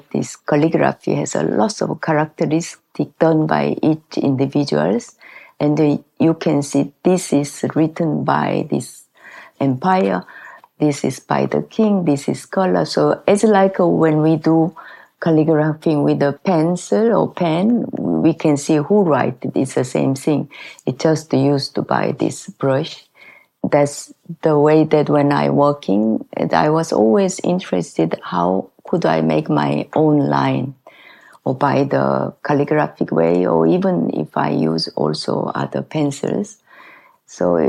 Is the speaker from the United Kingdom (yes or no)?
no; Gwangju, South Korea; English is a second language; moved away as an adult; also born or lived in Italy / France / United States; now in Saint-Paul-de-Vence, France; I lived there until 28 years old. I was born in south of South Korea. The name is Gwangju